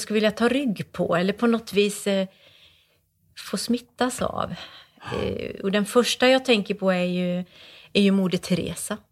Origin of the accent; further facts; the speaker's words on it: Borås, Västra Götaland, Sweden; Borås är ju min hemstad